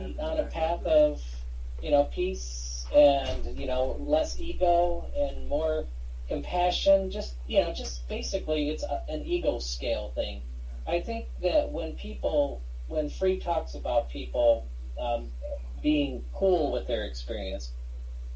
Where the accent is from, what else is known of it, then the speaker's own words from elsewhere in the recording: Michigan, United States; I'm from Michigan, grew up here